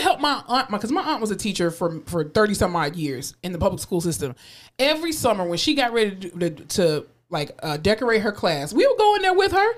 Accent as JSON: {"language": "English", "town": "Fort Lauderdale", "region": "Florida", "country": "United States", "moved": "yes", "lives_now": "Texas, United States", "said": "I'm from Fort Lauderdale"}